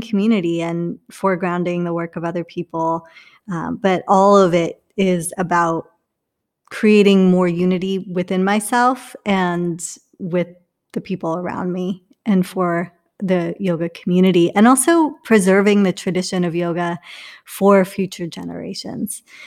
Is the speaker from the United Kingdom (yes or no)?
yes; England, United Kingdom; also born or lived in India; now in Orlando, United States; I'm from England.